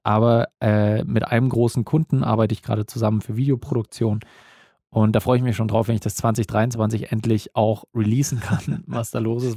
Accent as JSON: {"language": "German", "region": "Bavaria", "country": "Germany", "said": "Bei uns in Bayern"}